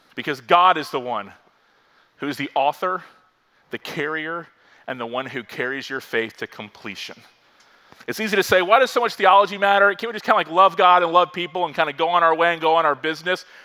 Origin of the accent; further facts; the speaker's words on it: Florida, United States; also born or lived in Virginia; I grew up in Florida, lifelong Floridian, went to college in Virginia.